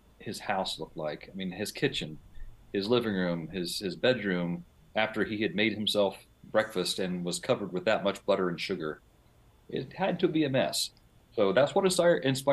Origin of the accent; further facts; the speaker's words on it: West Virginia, United States; I grew up in West Virginia. West Virginia, it's very rural. So I grew up on a large farm